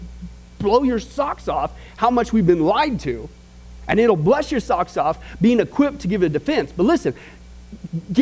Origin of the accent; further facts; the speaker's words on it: Midwest, United States; growing up in the Midwest, out in the middle of nowhere